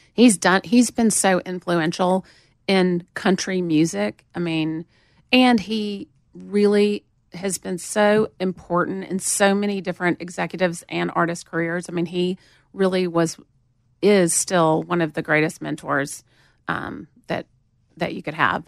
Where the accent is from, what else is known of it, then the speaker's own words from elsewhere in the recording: Montgomery, Alabama, United States; accent: southern; moved away as an adult; also born or lived in Atlanta, Georgia; now in Nashville, United States; I grew up in Montgomery